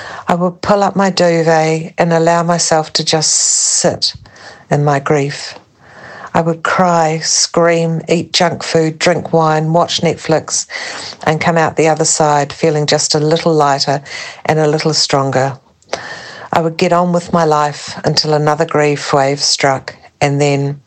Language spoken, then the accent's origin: English; New Zealand; now in France; I'm from New Zealand, but currently living in France